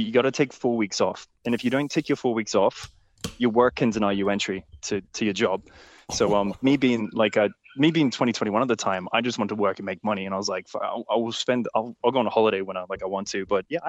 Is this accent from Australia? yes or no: yes; Brisbane, Queensland, Australia; From Brisbane, Australia.